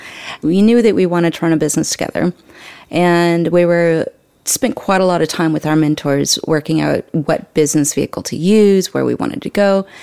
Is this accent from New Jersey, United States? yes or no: no; Montana, United States; So my background isn't in dairy. I grew up in the mountains. I'm originally from Montana, on the Canadian border, and we traveled a lot. I was raised on Indian reservations as well